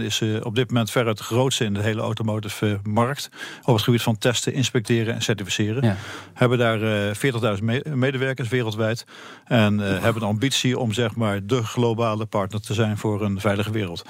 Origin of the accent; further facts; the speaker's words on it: Netherlands; ik als Nederlander